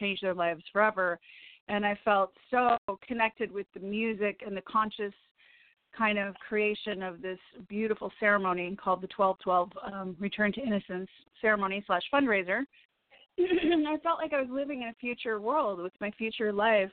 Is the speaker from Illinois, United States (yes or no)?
yes; Evanston, Illinois, United States; moved away; I was born in Evanston